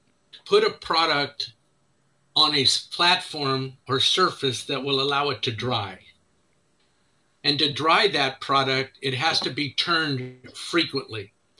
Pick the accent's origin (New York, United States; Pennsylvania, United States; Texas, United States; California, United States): California, United States; Richmond; moved away as an adult; now in Louisiana, United States; although I live in Louisiana, I was born and raised in the San Francisco Bay Area.